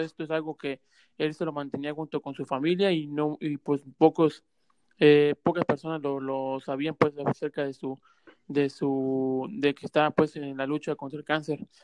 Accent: Mexico; moved away; que somos de México

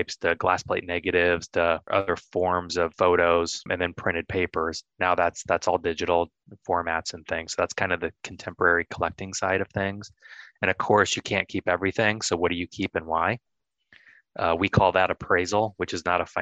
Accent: United States; also born or lived in Alexandria, Virginia; I grew up in the Quad Cities, so we're 2.5-3 hours from Chicago.

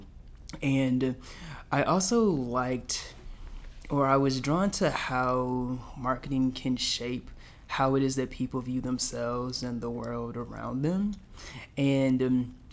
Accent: Dinwiddie, Virginia, United States; also born or lived in Petersburg, Virginia; grew up in a small town right beside it called Dinwiddie

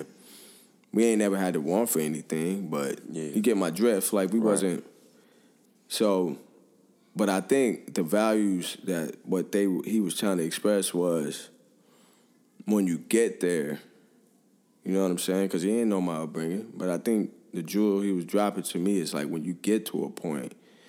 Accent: Five Oaks, United States; And, you know, here I am, I grew up in Five Oaks.

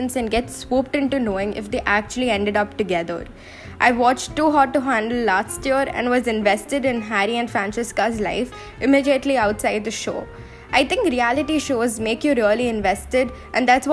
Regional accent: India; as an Indian

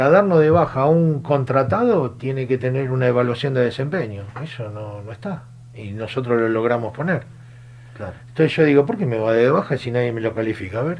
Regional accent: San Lorenzo, Santa Fe, Argentina; tengo la misma sensación que hoy cuando escuché, porque soy de San Lorenzo, que la legislatura nos devolvió la ley.

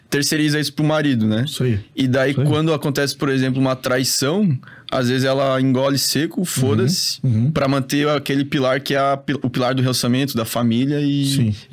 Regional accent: Chapecó, Santa Catarina, Brazil; eu sou de Chapecó, né?

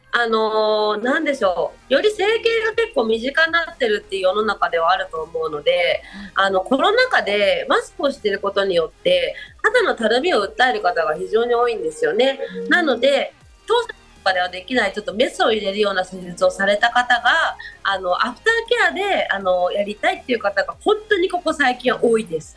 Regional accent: Shizuoka, Japan; 私も小学校の五年生から静岡なんですよ。

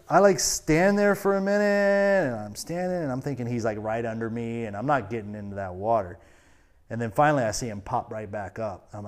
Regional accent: Florida, United States; I, I grew up on the St. Johns River, like about an hour from the coast.

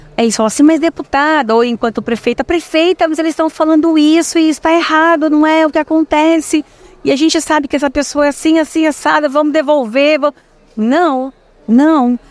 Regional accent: São Paulo, Brazil; moved away as an adult; also born or lived in Itapetininga; eu nasci, eu sou nascida em São Paulo, sou paulistana. Eu vou para Itapetininga aos meus 18 anos

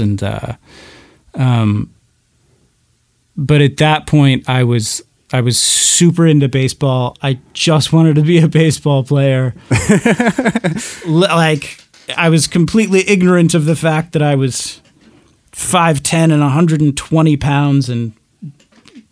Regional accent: Arizona, United States; also born or lived in Burns, Oregon / Walla Walla, Washington; I mostly grew up in Arizona

